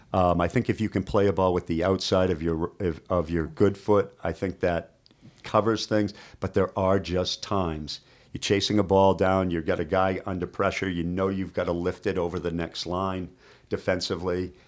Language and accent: English; Boston, Massachusetts, United States; moved away; I grew up in Boston